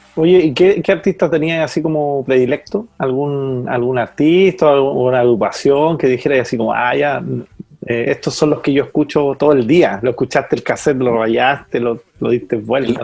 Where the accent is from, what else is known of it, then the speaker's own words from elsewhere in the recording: Colchagua Valley, O'Higgins, Chile; somos, somos de aquí del Valle Colchagua y, estamos en San Fernando